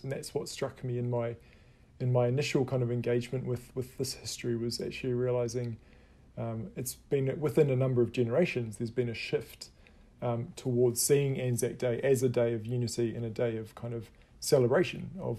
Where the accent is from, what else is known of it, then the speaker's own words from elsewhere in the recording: New Zealand; as a New Zealander sitting in on this Australian history course